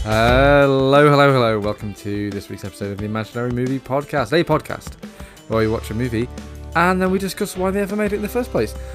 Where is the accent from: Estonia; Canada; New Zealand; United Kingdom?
United Kingdom; We're British